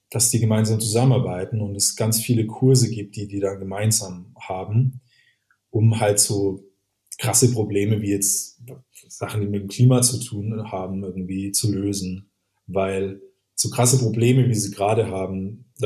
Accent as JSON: {"language": "German", "town": "Würzburg", "region": "Bavaria", "country": "Germany", "said": "zum Beispiel, ich als Würzburger Communication Designer hat halt eine ganz andere Auffassung von Nachhaltigkeit erstmal"}